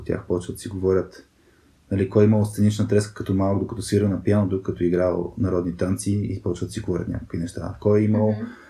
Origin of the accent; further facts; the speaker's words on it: Burgas, Burgas Province, Bulgaria; Роден съм в, в Бургас. Цял, цялото си детство съм прекарал в Бургас.